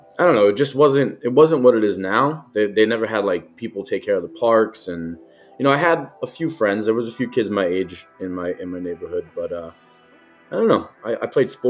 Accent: Jersey City, New Jersey, United States; growing up in downtown Jersey City, it's very similar to Brooklyn

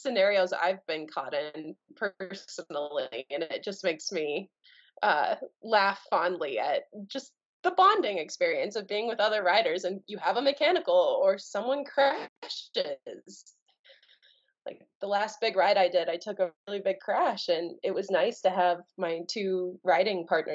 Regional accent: Telluride, Colorado, United States; also born or lived in Bayfield, Colorado; I was born and raised nearby. I told you I grew up in Telluride and outside of Durango in a little town called Bayfield.

